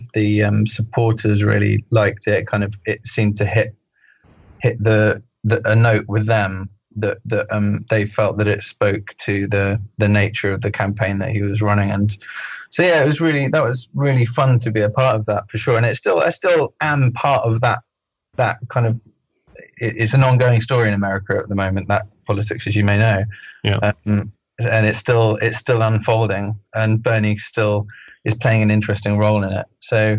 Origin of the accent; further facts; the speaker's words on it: United Kingdom; especially being a Brit, that I should mind my own business and not interfere in American politics